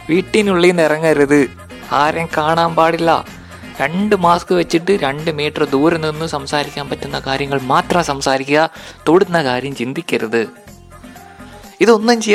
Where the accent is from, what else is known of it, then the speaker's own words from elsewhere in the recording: Kerala, India; ഞാൻ മലയാളിയാണല്ലോ എനിക്കത് കാണണം